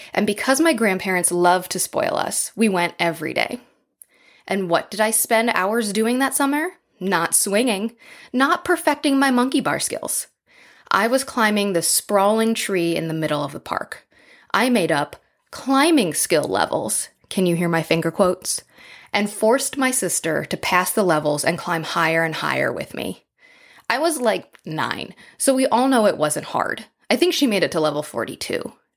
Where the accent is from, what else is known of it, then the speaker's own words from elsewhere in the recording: Midwest, United States; When I was a kid growing up in the Midwest